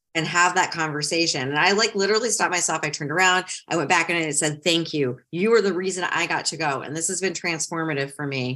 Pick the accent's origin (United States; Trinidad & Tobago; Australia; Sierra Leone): United States; Ohio; moved away as an adult; also born or lived in Metro Detroit, Michigan; now in South Carolina, United States; I grew up in Ohio, even though I lived in Metro Detroit my whole almost adult life.